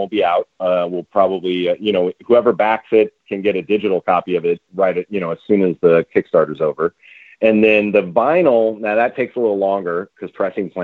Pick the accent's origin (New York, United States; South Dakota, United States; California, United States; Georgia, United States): California, United States; Bay Area; I'm from the Bay Area